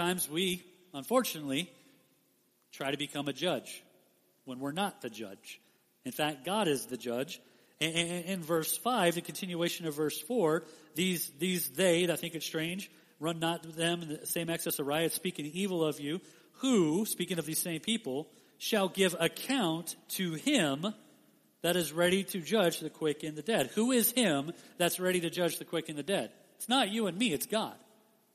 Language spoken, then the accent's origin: English; Las Vegas, Nevada, United States; I grew up in Las Vegas my whole life